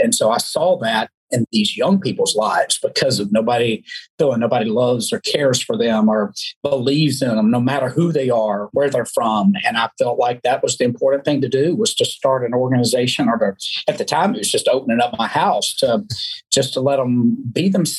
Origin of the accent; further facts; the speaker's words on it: Alabama, United States; I was raised in the South, as you know, Alabama. You can't hear my accent, I know, but being from the South and raised very religious, there were some things that were just no-no.